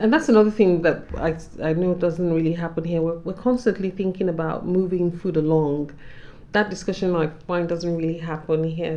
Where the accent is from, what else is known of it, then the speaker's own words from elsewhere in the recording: Nigeria; as a Nigerian woman